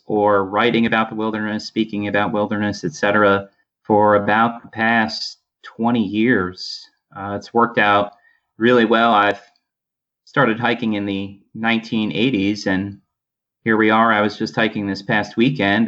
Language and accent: English; Poughkeepsie, New York, United States; also born or lived in Adirondack Mountains, New York; I grew up in Poughkeepsie, New York.